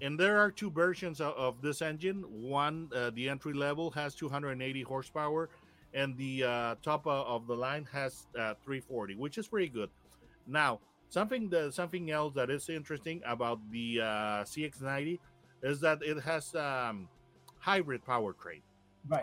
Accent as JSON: {"language": "English", "town": "Monterrey", "region": "Nuevo León", "country": "Mexico", "tie": "born or raised there", "said": "we in Monterrey, Mexico, my hometown"}